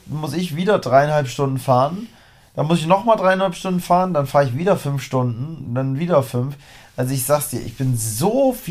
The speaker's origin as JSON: {"language": "German", "region": "Harz", "country": "Germany", "said": "Also ich bin ja aus dem Harz. Ich war im Harz."}